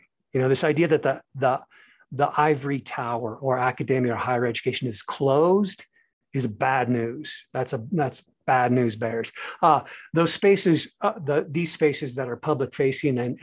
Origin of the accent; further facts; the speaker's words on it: United States; also born or lived in Seoul, South Korea / Paris, France; As an American